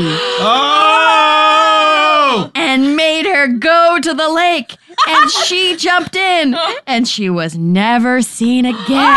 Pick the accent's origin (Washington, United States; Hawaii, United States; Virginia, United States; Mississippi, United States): Virginia, United States; Richmond; also born or lived in Bronx, New York / Ridgewood, New Jersey; Grew up in Richmond, Virginia, with like my New Yorker parents